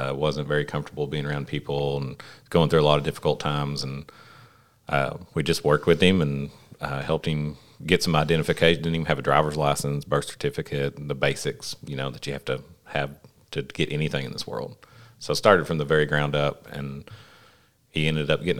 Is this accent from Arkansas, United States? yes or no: yes; Paragould, Arkansas, United States; I was born in Paragould, raised in Paragould.